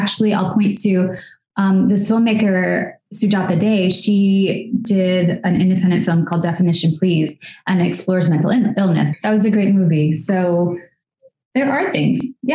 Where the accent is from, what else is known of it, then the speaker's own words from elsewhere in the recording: United States; accent: American; We both grew up in areas that were predominantly white suburbs